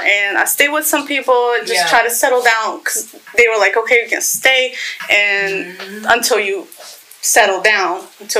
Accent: Poland; English is a second language; moved away as an adult; also born or lived in Romania; now in Florida, United States; Because I'm from Poland.

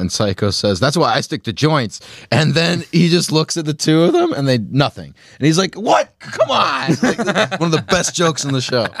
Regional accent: Point Pleasant, New Jersey, United States; my hometown of Point Pleasant, New Jersey.

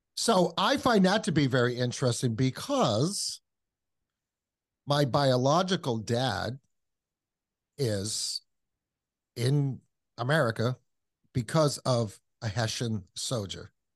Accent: Kentucky, United States; took her back to Kentucky and that's why I was born in Kentucky.

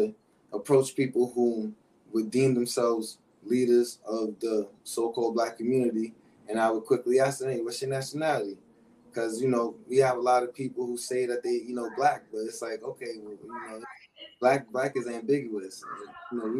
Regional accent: New York City, New York, United States; I'm from Harlem in the South Bronx, New York

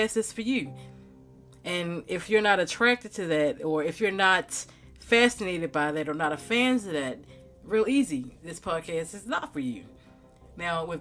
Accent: Baltimore, Maryland, United States; the city of Baltimore, where I grew up

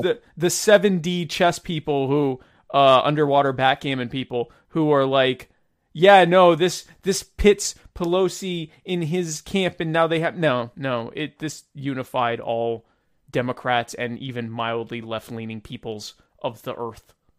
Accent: United States; I'm an American

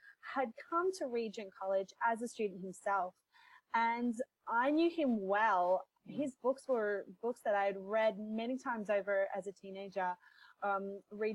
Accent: Melbourne, Victoria, Australia; moved away as an adult; also born or lived in Vancouver, Canada; I grew up in Melbourne, but when I was 28, I decided to move to Vancouver, Canada

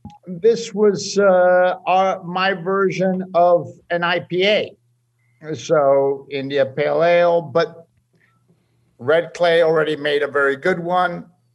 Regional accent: Spain; moved away; I grew up in Spain of a Spanish mother

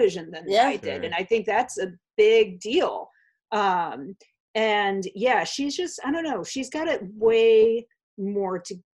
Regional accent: Hartford, Connecticut, United States; moved away; also born or lived in Chicago; I grew up near Hartford, Connecticut.

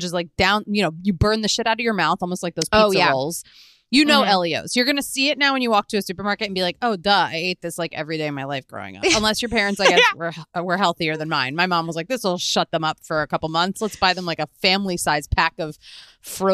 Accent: Philadelphia, Pennsylvania, United States; moved away; also born or lived in Boston; I had pizza places I loved growing up in Philadelphia

